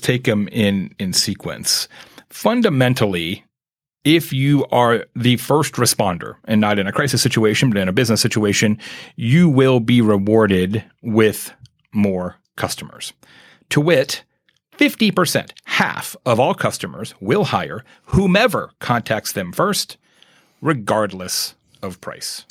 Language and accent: English; Arizona, United States; moved away as an adult; growing up in Arizona, I spent the first forty years of my life there